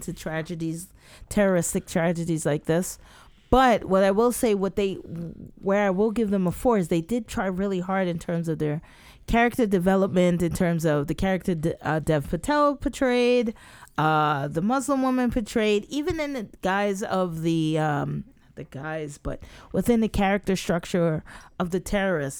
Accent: United States; I'm an American too

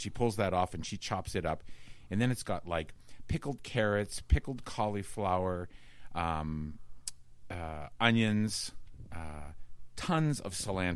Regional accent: Pittsburgh, Pennsylvania, United States; moved away as an adult; also born or lived in South Carolina; I was from Pittsburgh.

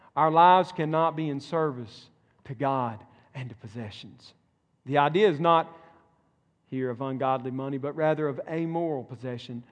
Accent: Mississippi, United States; moved away; my home state. Mississippi

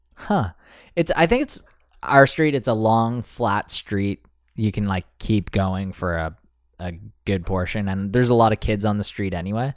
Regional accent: Canada; we're Canadian

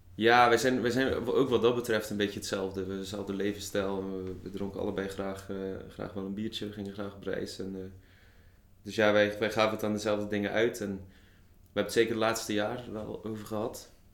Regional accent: Zeeland, Netherlands; moved away as an adult; now in Tilburg, Netherlands; geboren in Zeeland. acht jaar geleden op mijn achttiende naar Tilburg vertrokken.

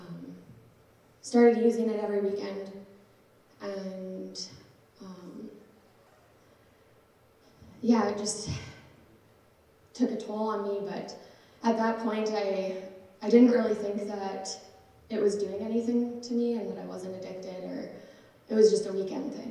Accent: Regina, Saskatchewan, Canada; I was born and raised in Regina.

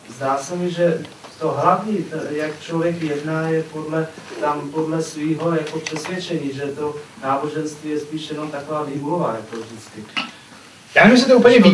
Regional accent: Croatia; já jsem Chorvat

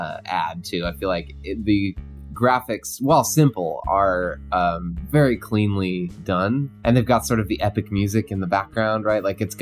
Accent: Livermore, California, United States; We were filmmakers coming up together in Livermore.

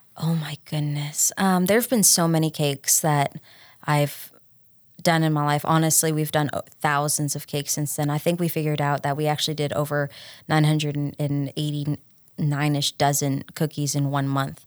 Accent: Troy, Tennessee, United States; I'm, I'm from Troy, so I went to O'Brien County instead of Union City

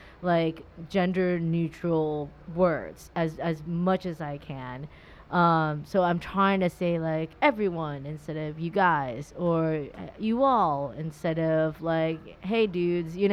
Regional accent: Orange County, Southern California, United States; growing up in Southern California, Orange County especially, I was kind of in that whole surfer culture, and I say dude

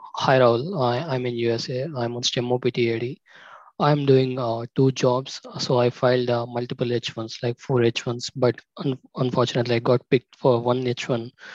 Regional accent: India; I'm from India

